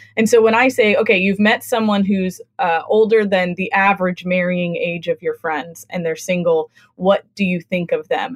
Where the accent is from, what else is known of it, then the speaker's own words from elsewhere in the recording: West Coast, United States; moved away as an adult; also born or lived in Midwest / the South; now in New England, United States; I grew up on the West Coast